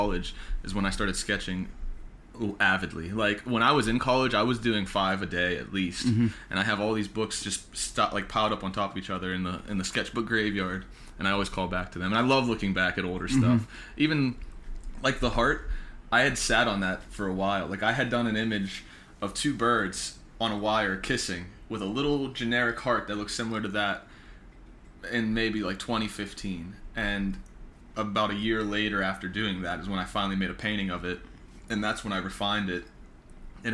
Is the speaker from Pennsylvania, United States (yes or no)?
yes; West Mifflin, Pennsylvania, United States; it's at the Thompson Club in West Mifflin, which is my hometown. I'm from West Mifflin